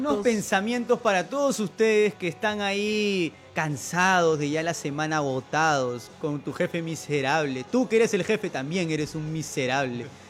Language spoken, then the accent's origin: Spanish; Peru; nosotros como peruanos